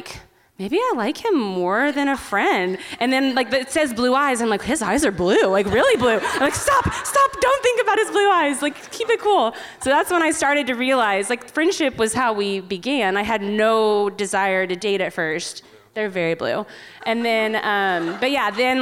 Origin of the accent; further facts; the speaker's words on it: Wichita, Kansas, United States; we're both from Wichita, Kansas